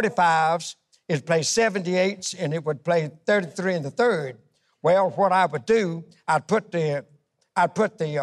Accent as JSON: {"language": "English", "town": "Lincolnton", "region": "Georgia", "country": "United States", "tie": "born or raised there", "said": "it all started in Lincolnton, Georgia. We are from a little town north of Augusta."}